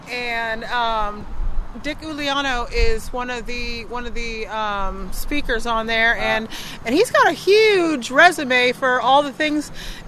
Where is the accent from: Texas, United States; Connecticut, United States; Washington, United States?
Washington, United States; Kalama; I was raised in a very small town in Washington, Kalama, Washington.